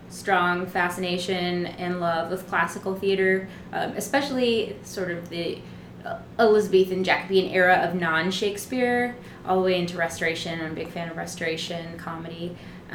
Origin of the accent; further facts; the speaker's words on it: New York City, New York, United States; I grew up here in New York City by way of what was Greenwich Village, Little Italy, but is now Soho